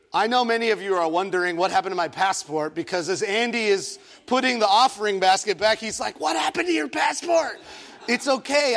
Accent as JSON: {"language": "English", "country": "Egypt", "tie": "born or raised there", "moved": "yes", "lives_now": "San Diego, United States", "said": "I was born in Egypt"}